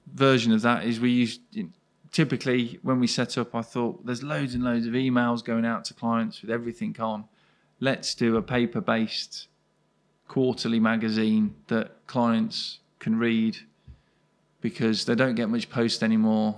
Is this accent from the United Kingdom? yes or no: yes; Birmingham, West Midlands, United Kingdom; I'm born and bred in Birmingham, live not too far away now